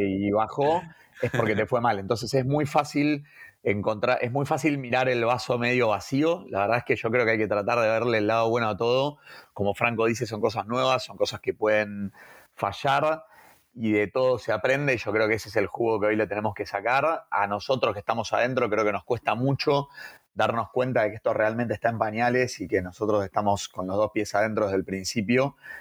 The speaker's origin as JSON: {"language": "Spanish", "country": "Argentina", "said": "somos argentinos"}